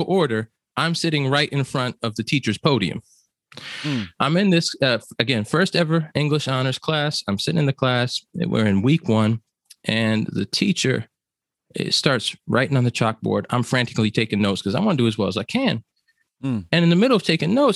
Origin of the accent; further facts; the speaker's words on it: New Jersey, United States; growing up in New Jersey